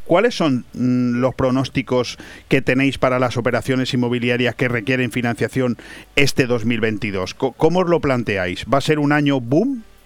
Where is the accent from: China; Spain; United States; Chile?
Spain; los españoles somos muy dados a matarnos entre nosotros mismos